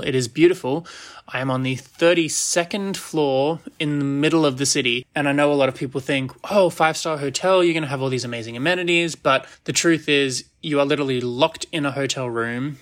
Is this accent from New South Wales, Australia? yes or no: yes; Sydney, New South Wales, Australia; moved away as an adult; now in New Jersey, United States; where my family lives, my home town, my home city